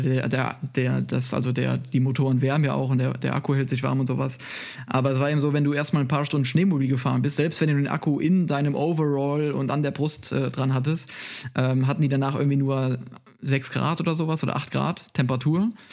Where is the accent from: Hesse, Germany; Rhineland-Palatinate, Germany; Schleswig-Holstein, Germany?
Rhineland-Palatinate, Germany; Moselle area near Koblenz; moved away as an adult; now in Munich, Germany; ich komme aus, äh, aus, aus Rheinland-Pfalz von der Mosel, äh, also nicht so weit weg von, äh, von Koblenz